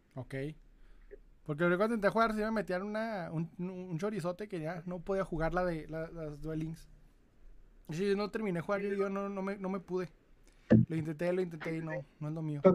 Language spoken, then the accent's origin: Spanish; Ciudad Juárez, Chihuahua, Mexico; accent: northern; Soy de Ciudad Juárez, Chihuahua